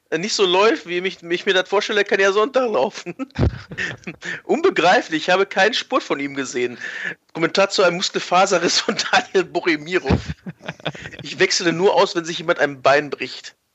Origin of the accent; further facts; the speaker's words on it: North Rhine-Westphalia, Germany; Also, ich habe ein Kind des Ruhrgebiets quasi.